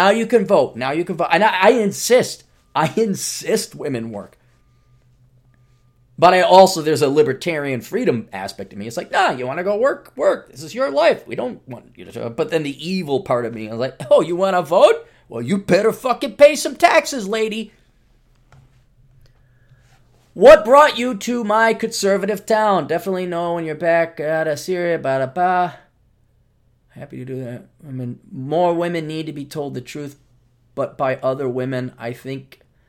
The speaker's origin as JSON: {"language": "English", "town": "Detroit", "region": "Michigan", "country": "United States", "tie": "born or raised there", "said": "I did not use my youth and beauty to marry some of the great guys I grew up with in Detroit."}